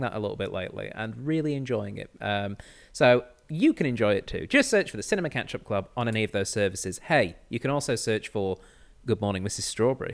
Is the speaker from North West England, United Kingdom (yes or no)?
yes; Manchester, North West England, United Kingdom; I'm from Manchester